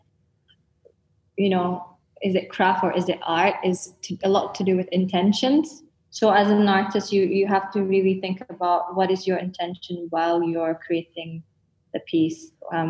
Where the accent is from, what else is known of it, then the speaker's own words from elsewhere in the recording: Scotland, United Kingdom; also born or lived in Kuching, Sarawak, Malaysia; I was raised in Scotland